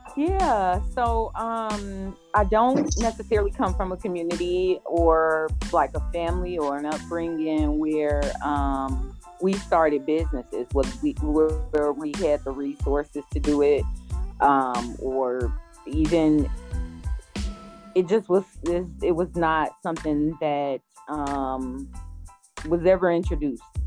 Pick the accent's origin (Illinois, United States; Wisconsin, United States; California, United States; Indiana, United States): Indiana, United States; Gary; I'm originally from Gary, Indiana. I still live in Northwest Indiana